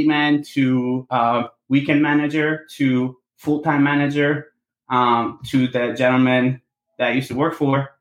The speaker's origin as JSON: {"language": "English", "region": "Sardinia", "country": "Italy", "tie": "born or raised there", "moved": "yes", "said": "I was born and raised in Sardinia, Italy."}